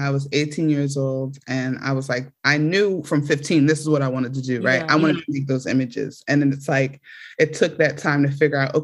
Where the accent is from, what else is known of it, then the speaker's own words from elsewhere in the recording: Philadelphia, Pennsylvania, United States; I was born in South Philadelphia, 4 blocks away from the projects. It was called Killadelphia in the 90s, extremely violent.